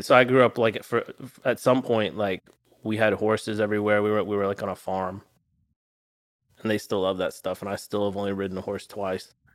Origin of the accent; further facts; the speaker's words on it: Arkansas, United States; I grew up in a little town in Arkansas